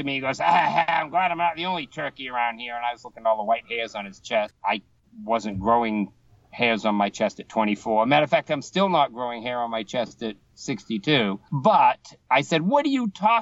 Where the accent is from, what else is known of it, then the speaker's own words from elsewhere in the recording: Boston, Massachusetts, United States; accent: Boston; now in South Carolina, United States; my Boston accent.